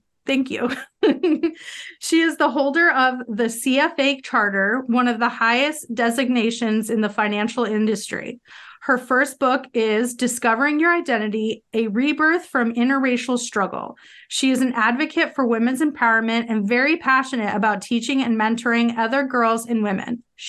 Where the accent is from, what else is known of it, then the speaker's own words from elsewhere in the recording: northern New York, United States; where I'm from is like northern New York, and so it's right near the Cornwall Bridge to get to Canada. Yeah, that's where I'm from, but my grandfather, yeah, he's from Montreal.